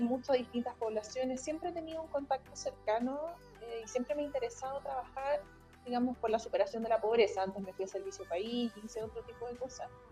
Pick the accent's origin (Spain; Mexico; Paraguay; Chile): Chile; Santiago, Santiago Metropolitan Region; also born or lived in England / Concepción; yo soy de Santiago, sí, trabajo acá, he vivido toda mi vida en Santiago